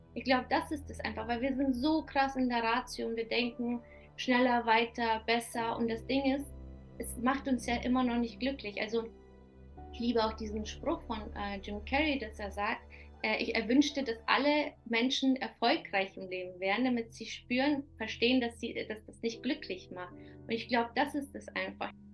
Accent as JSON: {"language": "German", "country": "Kazakhstan", "tie": "born or raised there", "moved": "yes", "said": "die in Kasachstan geboren ist"}